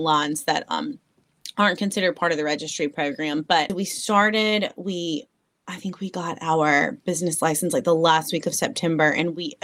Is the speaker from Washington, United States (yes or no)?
no; North Mississippi, United States; now in Jackson, United States; I'm from North Mississippi.